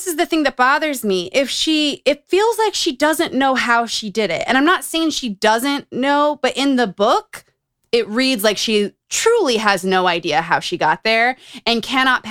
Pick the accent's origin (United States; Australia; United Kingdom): United States; Utah; Growing up in Utah